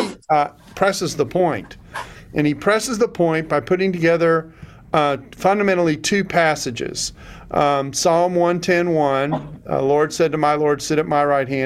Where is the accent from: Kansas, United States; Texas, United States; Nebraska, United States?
Texas, United States; we're from Texas